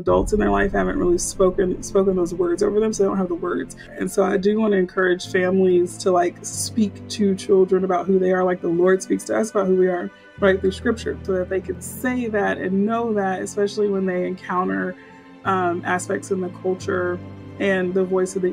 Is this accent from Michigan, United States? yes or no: no; Houston, Texas, United States; Grew up in Houston, grew up Baptist